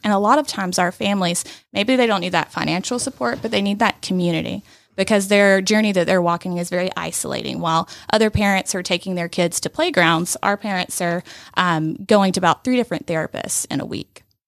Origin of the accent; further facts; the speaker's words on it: Rome, Georgia, United States; moved away as an adult; also born or lived in Atlanta; this is my hometown